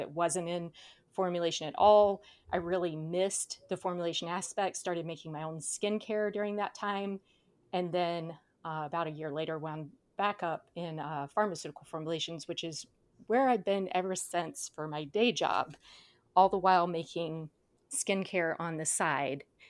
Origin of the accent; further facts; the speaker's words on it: South Georgia, United States; now in Southern California, United States; I grew up in South Georgia